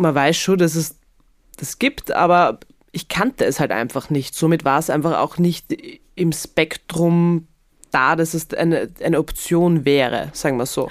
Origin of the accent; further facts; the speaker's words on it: Graz, Styria, Austria; ich bin ja in Graz aufgewachsen